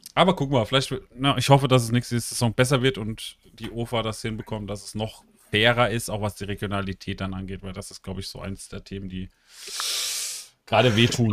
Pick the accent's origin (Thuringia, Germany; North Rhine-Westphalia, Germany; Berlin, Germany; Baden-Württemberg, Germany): Baden-Württemberg, Germany; Karlsruhe; ich bin aus Karlsruhe